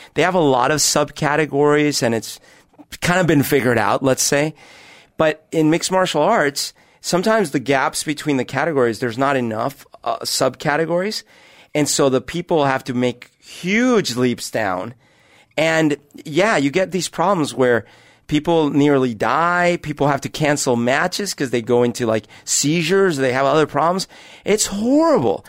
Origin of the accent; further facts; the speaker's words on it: Bogotá, Colombia; now in Seattle, United States; I grew up at altitude in Bogota